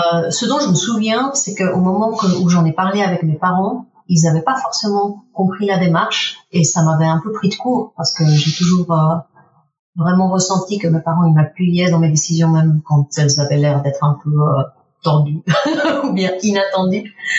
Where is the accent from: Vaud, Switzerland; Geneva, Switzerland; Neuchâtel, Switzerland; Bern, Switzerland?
Geneva, Switzerland; first language Spanish; French is a second language; moved away; j'ai grandi à Genève